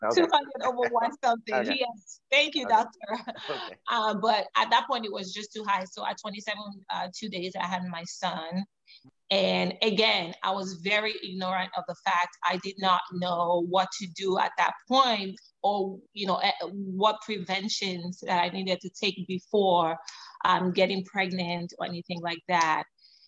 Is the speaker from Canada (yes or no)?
yes; Canada; also born or lived in Sierra Leone; now in United States; I was born in Sierra Leone, grew up in Canada, moved to US about 9 years ago.